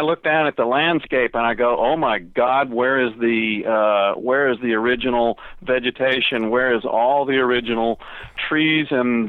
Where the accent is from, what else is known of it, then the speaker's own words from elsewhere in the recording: Virginia, United States; moved away as an adult; also born or lived in northern Florida; now in Florida, United States; I grew up in Virginia. I enjoyed playing in the ocean, in the water, and that was a marvelous, fun thing.